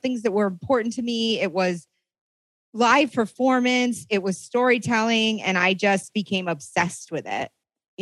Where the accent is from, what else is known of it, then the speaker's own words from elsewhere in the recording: Northwestern Maine, United States; also born or lived in New York City, United States; now in Los Angeles, United States; I'm originally from Northwestern Maine. I lived in New York for a very long time up until recently.